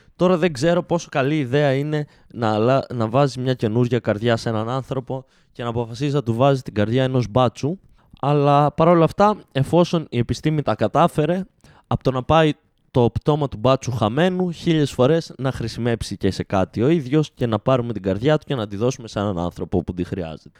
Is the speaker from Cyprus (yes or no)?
no; Greece; είμαστε Έλληνες